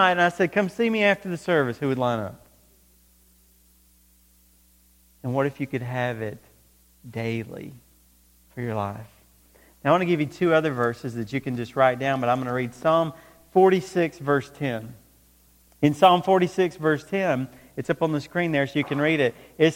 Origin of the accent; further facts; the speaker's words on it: close to Atlanta, Georgia, United States; When I was growing up, I grew up close to Atlanta, Georgia.